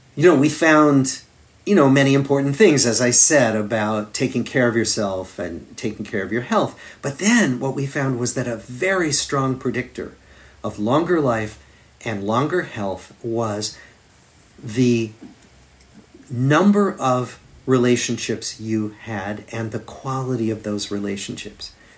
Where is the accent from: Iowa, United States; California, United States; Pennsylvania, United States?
Iowa, United States; Des Moines; moved away as an adult; also born or lived in Massachusetts; now in Boston, United States; I grew up in Des Moines, Iowa, in the Middle West of the United States.